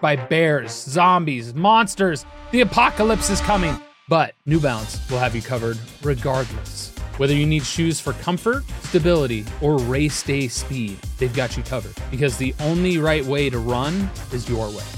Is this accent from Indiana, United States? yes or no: no; Cincinnati, Ohio, United States; I'm from Cincinnati